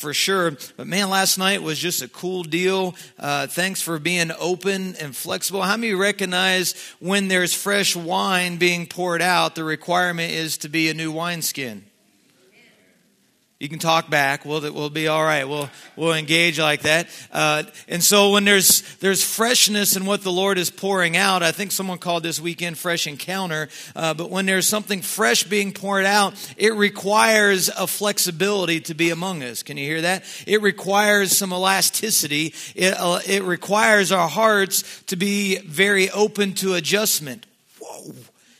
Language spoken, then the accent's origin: English; Southeast Ohio, United States; I'm from Southeast Ohio. I think we live off of deer hunting